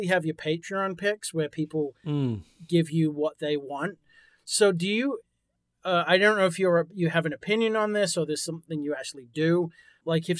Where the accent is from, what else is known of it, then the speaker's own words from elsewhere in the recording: England, United Kingdom; moved away; I'm originally from England.